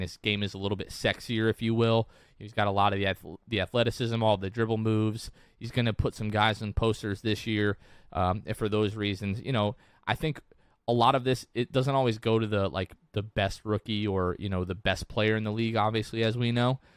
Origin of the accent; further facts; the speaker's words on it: Northeastern United States, United States; accent: Northeastern; my Northeastern accent